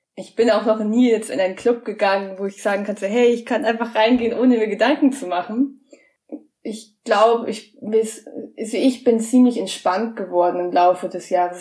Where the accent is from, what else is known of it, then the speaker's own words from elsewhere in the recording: near Munich, Bavaria, Germany; ich komme aus der Nähe von München